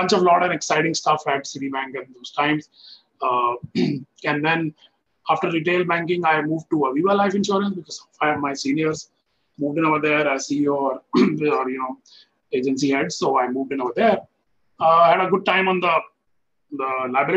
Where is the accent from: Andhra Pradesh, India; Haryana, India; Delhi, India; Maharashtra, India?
Delhi, India; I was born and brought up in Delhi in a middle-class family.